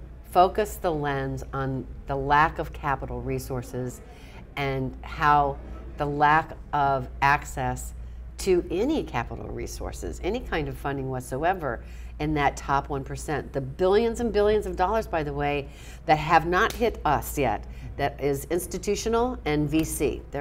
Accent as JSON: {"language": "English", "town": "New Orleans", "region": "Louisiana", "country": "United States", "tie": "born or raised there", "said": "And I pride myself as a New Orleans girl that I have so much serendipity in my life. I was born in New Orleans, and I just have a knack of being at the right place at the right time"}